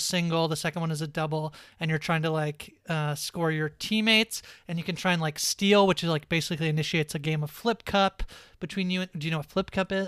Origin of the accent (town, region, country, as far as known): Canada